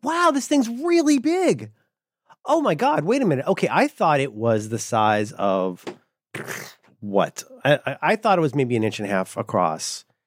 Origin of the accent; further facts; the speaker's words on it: Ohio, United States; I'm from Ohio.